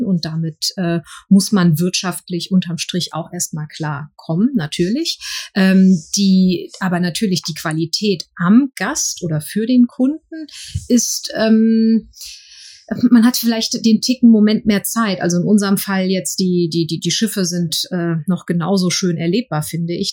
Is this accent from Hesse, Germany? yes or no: yes; Frankfurt, Hesse, Germany; ich als gebürtige Frankfurterin